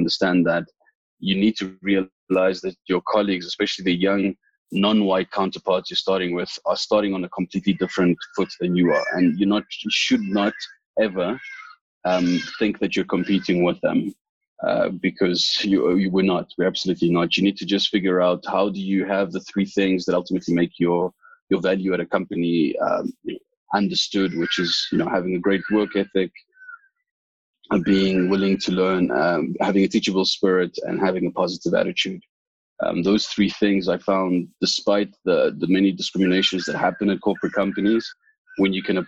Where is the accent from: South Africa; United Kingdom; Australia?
South Africa; I grew up in the Val myself